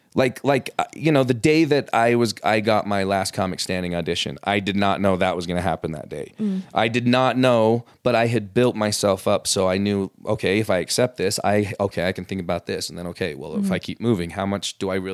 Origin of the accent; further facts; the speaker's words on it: West Jordan, Utah, United States; also born or lived in Los Angeles; I grew up here. In West Jordan, actually.